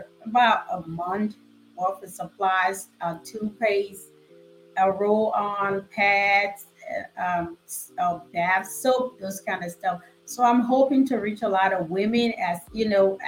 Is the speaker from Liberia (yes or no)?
yes; Liberia; moved away; I'm from West Africa, a country called Liberia. And it's a struggle down there. Things are hard